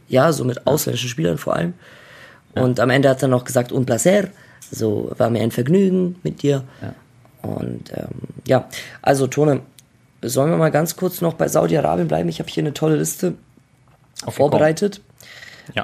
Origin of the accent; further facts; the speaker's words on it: Germany; also born or lived in Croatia; ich bin Deutscher